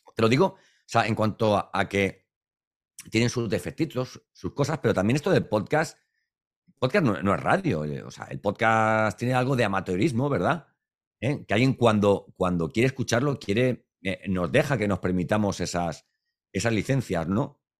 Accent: Valencian Community, Spain; Para los que somos valencianos

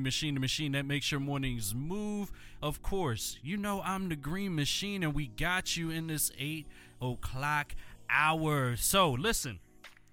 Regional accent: Philadelphia, Pennsylvania, United States; my hometown. I'm rocking with the Illadelph all day, every day. Born and bred till I'm dead

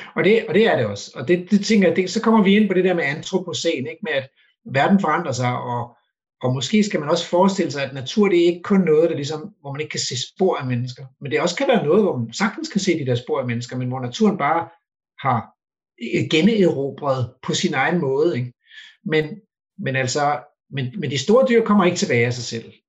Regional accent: Denmark

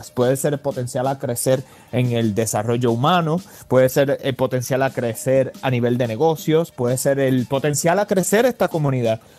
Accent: Puerto Rico; now in Los Angeles, United States; Yo me mudé de Puerto Rico para Los Ángeles y eso pues de por sí ya crea ciertas adversidades y retos.

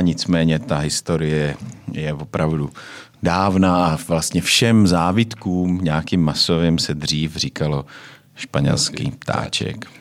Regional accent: Czechia; my, jako Češi

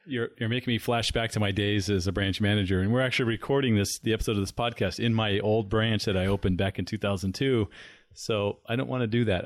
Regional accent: San Diego, California, United States; now in Arizona, United States; growing up in San Diego

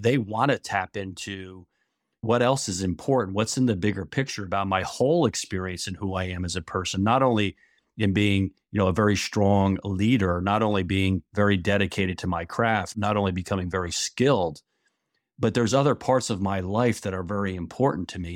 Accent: New York area, New Jersey, United States; moved away as an adult; now in Niles, Michigan, United States; I grew up in New Jersey, New York area, and lived there the first twenty-one years of my life

